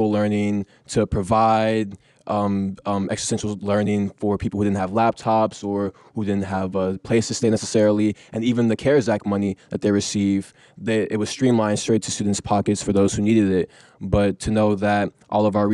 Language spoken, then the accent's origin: English; Fort Bend, Texas, United States; I came from Fort Bend, where a lot of my friends were first generation Irani, first generation Pakistani